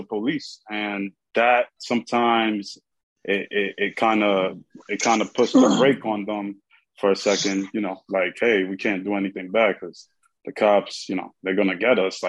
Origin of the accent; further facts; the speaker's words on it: New York City, New York, United States; I'm from the Bronx, and I grew up here in the Bronx